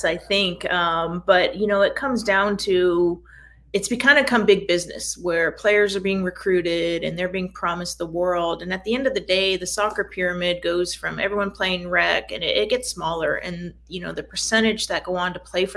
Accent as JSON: {"language": "English", "town": "Escondido", "region": "California", "country": "United States", "tie": "born or raised there", "also_born_or_lived": "Portland, Oregon", "said": "I grew up in Escondido and went up to University of Portland"}